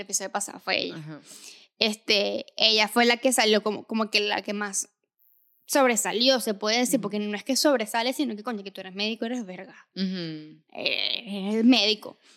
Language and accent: Spanish; Venezuela; moved away; Nosotros somos de Venezuela. Venimos de una sociedad machista.